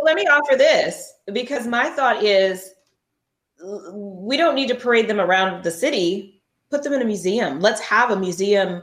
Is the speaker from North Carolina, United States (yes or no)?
no; California, United States; moved away; I grew up in California